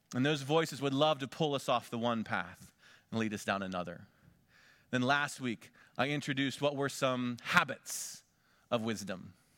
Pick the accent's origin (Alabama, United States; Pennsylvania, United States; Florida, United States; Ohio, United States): Pennsylvania, United States; Conneautville; moved away as an adult; also born or lived in Big Sandy, Texas; my hometown of Conneauttville, Pennsylvania